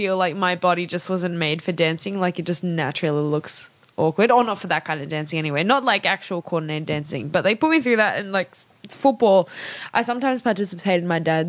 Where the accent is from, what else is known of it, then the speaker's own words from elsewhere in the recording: Sydney, New South Wales, Australia; also born or lived in Canberra / Malaysia; I grew up in Sydney since I was 6 or 5 years old